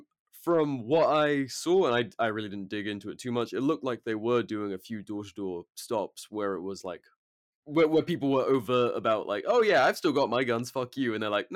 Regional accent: England, United Kingdom; now in United States; but I've been living here for like over 4 years now. So, and my girlfriend's American, so I'm just, my accent is fucked. And I don't, Christ, the only Brits that I speak to are my mates back home, which is like intermittent, and my parents.

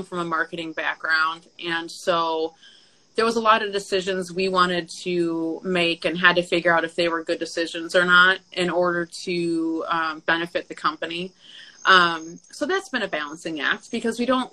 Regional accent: Michigan, United States; moved away; I'm from Michigan.

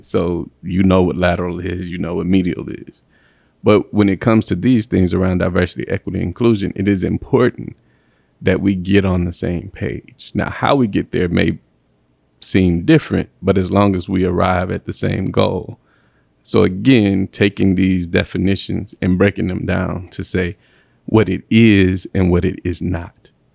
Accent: Mississippi, United States; moved away as an adult; also born or lived in Alabama / Nashville, Tennessee; now in St. Louis, United States; I'm from the deep south. I'm from Mississippi. Um, proud to be from Mississippi

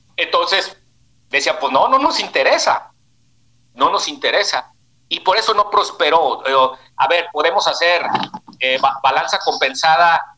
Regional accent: Guadalajara, Jalisco, Mexico; saludo desde la tierra del tequila, la torta ahogada

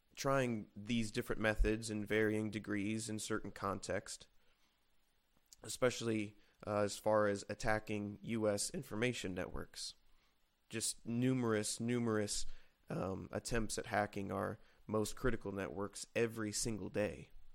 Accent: United States; we, as American citizens

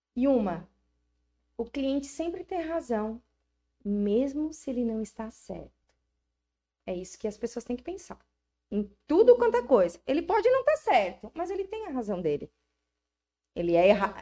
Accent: Araranguá, Santa Catarina, Brazil; E eu amo Araranguá. Eu sou muito araranguaense. Eu sou araranguaense eu sou brasileira

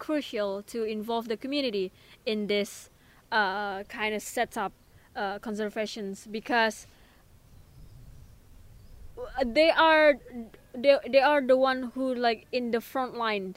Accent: Indonesia; moved away as an adult; now in Exeter, United Kingdom; I'm from Indonesia.

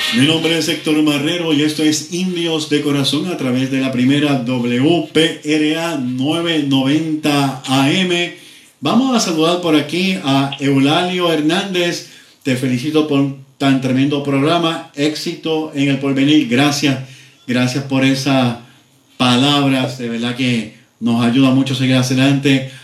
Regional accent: Mayagüez, Puerto Rico; los indios de mi pueblo, a los indios de Mayagüez

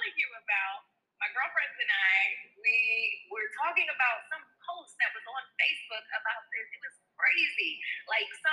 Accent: New Jersey, United States; I'm from Jersey

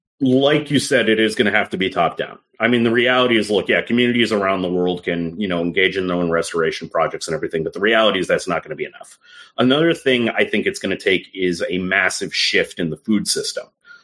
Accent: London, United Kingdom; born there; I was born in London.

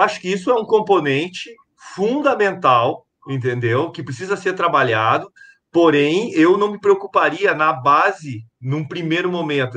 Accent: Porto Alegre, Rio Grande do Sul, Brazil; moved away; sou natural de Porto Alegre, no Rio Grande do Sul

